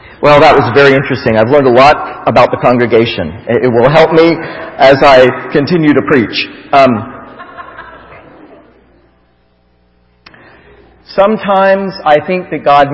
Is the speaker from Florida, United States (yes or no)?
yes; Florida, United States; I grew up in Florida